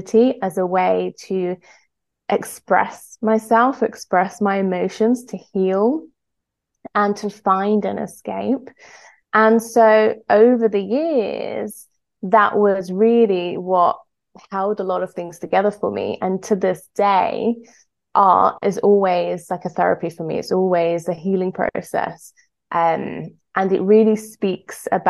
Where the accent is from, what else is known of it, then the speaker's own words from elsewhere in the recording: Greece; I was brought up in Greece